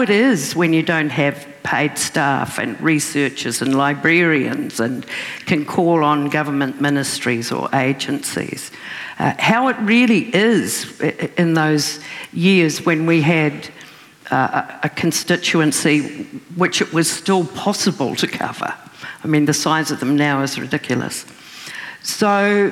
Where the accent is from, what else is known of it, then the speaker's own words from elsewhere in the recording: Raglan, Waikato, New Zealand; And Raglan, my hometown